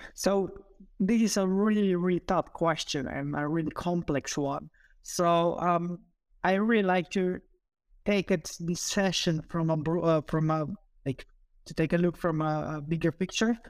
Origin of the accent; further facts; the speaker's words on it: Slovenia; also born or lived in United Kingdom; I'm originally from Slovenia, but I did my P H D in the U K